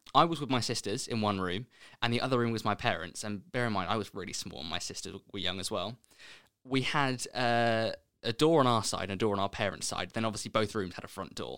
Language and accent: English; East Grinstead, South East England, United Kingdom; moved away as an adult; also born or lived in Leicester / Birmingham; I grew up in Sussex, in a little town called, I say little town, in a town called East Grinstead.